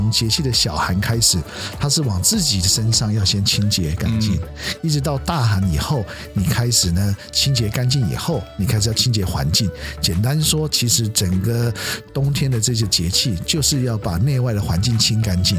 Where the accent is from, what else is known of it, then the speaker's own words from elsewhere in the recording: China; 因为我们过了晚上以后，我们中国人在这边没有家长教我们怎么样面对月亮